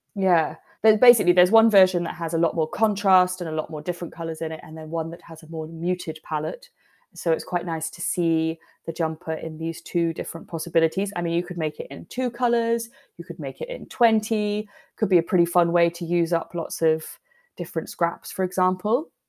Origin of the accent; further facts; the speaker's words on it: United Kingdom; we're British